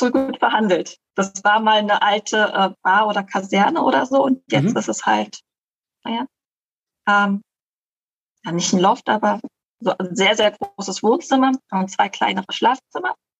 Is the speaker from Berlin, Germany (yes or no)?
yes; Berlin, Germany; now in Costa Rica; ursprünglich komme ich aus Deutschland, aus Berlin